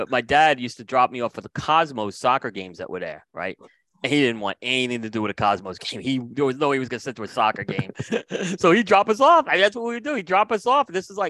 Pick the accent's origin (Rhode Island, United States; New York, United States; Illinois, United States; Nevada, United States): New York, United States; New York City; also born or lived in Staten Island; I was born in Brooklyn. I moved to Staten Island for my teenage years.